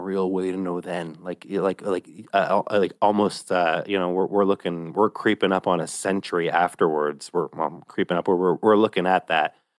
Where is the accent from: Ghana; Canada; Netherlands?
Canada; Myself as a Canadian in, uh, the capital region